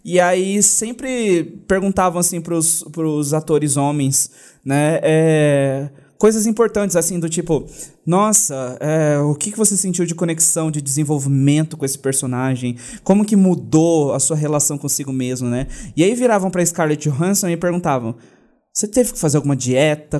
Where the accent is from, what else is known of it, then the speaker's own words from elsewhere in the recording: Brazil; falando enquanto brasileiro